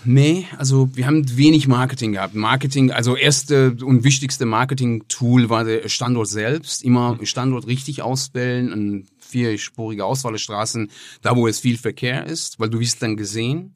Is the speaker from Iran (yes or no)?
yes; Tehran, Tehran Province, Iran; German is a second language; moved away as an adult; also born or lived in Croatia; now in Essen, Germany; ich komme aus dem Iran, äh, bin im Teheran geboren bin ähm, November 98 nach Deutschland gekommen.